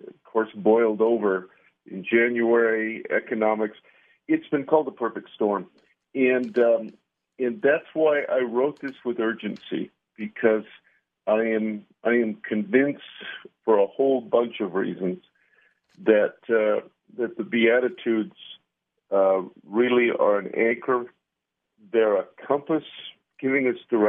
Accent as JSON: {"language": "English", "region": "Ontario", "country": "Canada", "tie": "born or raised there", "moved": "yes", "lives_now": "Albuquerque, United States", "said": "I was born and raised in Ontario, Canada"}